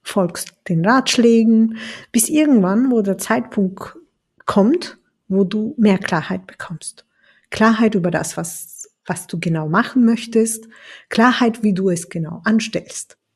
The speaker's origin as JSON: {"language": "German", "country": "Turkey", "said": "das Schicksal ist nämlich für so viele Sachen zuständig in meiner Heimat, in der Türkei."}